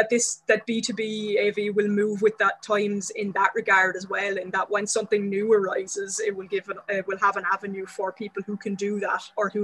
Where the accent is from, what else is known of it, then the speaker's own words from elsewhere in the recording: Wexford, Leinster, Ireland; I remember working with a gallery owner in my hometown in Wexford in Ireland